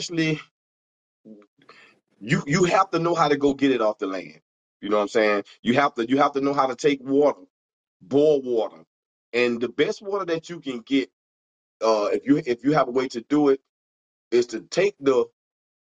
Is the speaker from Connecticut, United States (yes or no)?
no; Fort Pierce, Florida, United States; I'm from Fort Pierce, Florida, right? In my little city, little town